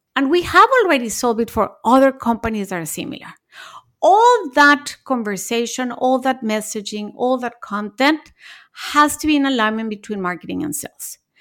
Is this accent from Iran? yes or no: no; Mexico; moved away as an adult; also born or lived in Japan; I was born in Mexico, then I went to college and lived in Japan